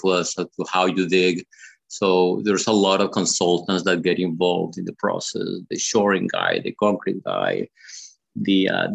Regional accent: Bogota, Colombia; now in Los Angeles, United States; I grew up in Bogota, which is up in the mountains.

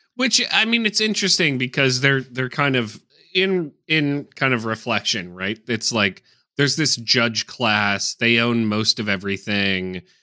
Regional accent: United States; as an American

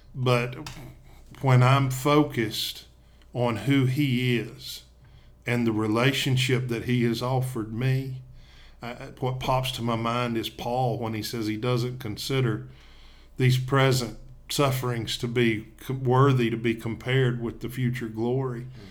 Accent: Tennessee, United States; now in Coleman, Alabama, United States; I'm originally from Tennessee, but we live and work in Coleman, Alabama

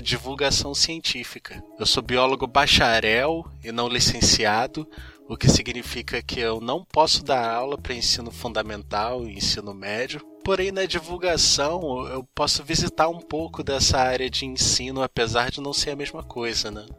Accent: Rio de Janeiro, Brazil; sou do Rio de Janeiro, talvez deva para perceber pelo sotaque

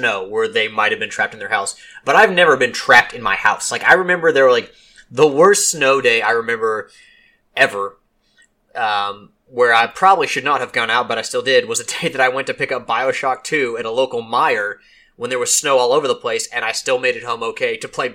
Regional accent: Louisville, Kentucky, United States; I'm from Kentucky

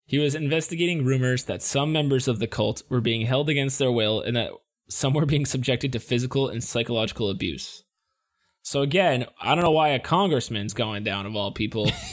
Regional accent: United States; we're from the United States

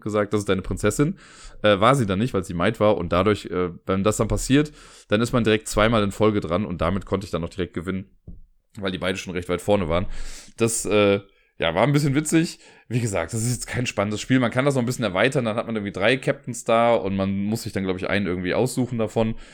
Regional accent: Cologne, North Rhine-Westphalia, Germany; aus Köln

